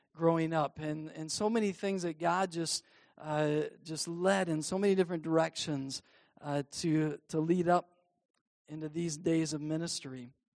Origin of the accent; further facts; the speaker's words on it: Cadillac, Michigan, United States; growing up in the Cadillac Wesleyan Church